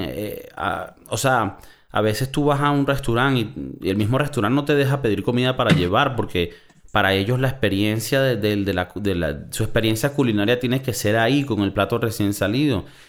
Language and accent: Spanish; Valencia, Carabobo, Venezuela; moved away; also born or lived in South Florida; yo que soy de Valencia, Venezuela